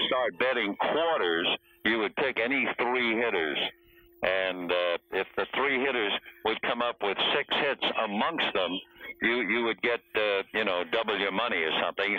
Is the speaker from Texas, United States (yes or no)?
no; New York City, New York, United States; moved away as an adult; now in Los Angeles, United States; I was born in the Bronx and grew up really in an area called Washington Heights near the George Washington Bridge in New York